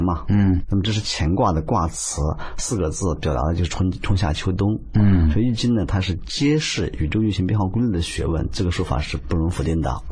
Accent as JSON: {"language": "Chinese", "country": "China", "said": "像我们中国人都所熟悉的龙"}